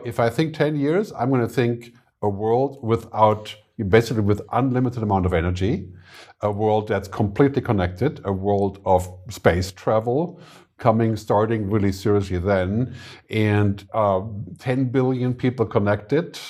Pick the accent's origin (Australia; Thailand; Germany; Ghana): Germany; moved away as an adult; also born or lived in San Francisco, United States / Boston, United States / Lanzarote, Spain; now in Zurich, Switzerland; I'm from Germany originally, but I, I moved to America when I was maybe twenty-two or twenty-three.